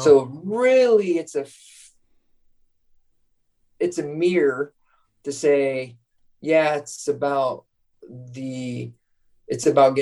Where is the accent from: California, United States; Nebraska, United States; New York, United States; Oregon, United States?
Nebraska, United States; Scottsbluff; moved away; my hometown in Scottsbluff, Nebraska.